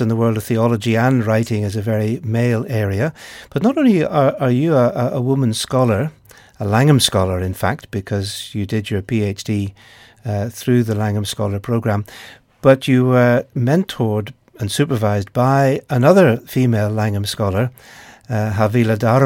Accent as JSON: {"language": "English", "region": "Northern Ireland", "country": "United Kingdom", "said": "my home country of Northern Ireland"}